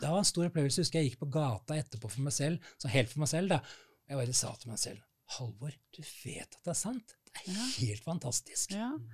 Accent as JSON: {"language": "Norwegian", "region": "Oslo", "country": "Norway", "tie": "born or raised there", "moved": "as an adult", "lives_now": "Lørenskog, Norway", "said": "Jeg er født og oppvokst i Oslo ja. på Bekkelaget"}